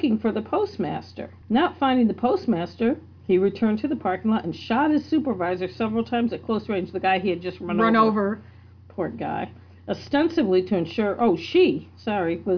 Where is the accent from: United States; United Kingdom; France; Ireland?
United States; Maine; I'm from Maine